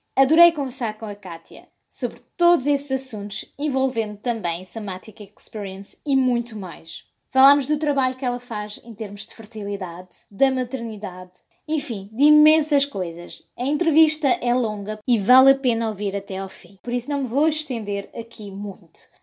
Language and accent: Portuguese; France; moved away as an adult; also born or lived in United States / England; now in Portugal; Nasci e cresci na França, de um pai francês e uma mãe portuguesa